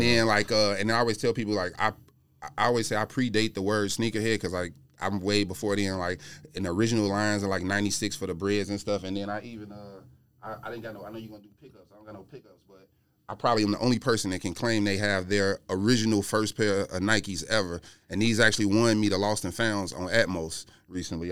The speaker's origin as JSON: {"language": "English", "town": "Chicago", "region": "Illinois", "country": "United States", "said": "I'm from Chicago"}